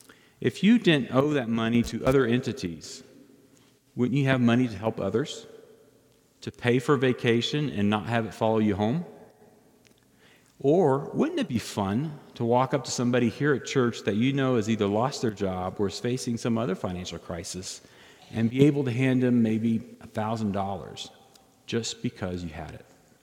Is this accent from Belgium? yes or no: yes; Belgium; And because of my fluency in French from growing up in Belgium, I passed the first of two phases of testing.